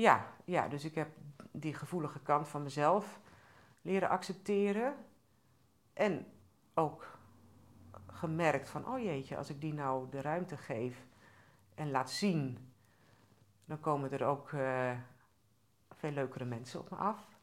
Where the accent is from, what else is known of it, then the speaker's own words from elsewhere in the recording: Groningen, Netherlands; ik ben ook opgegroeid in Groningen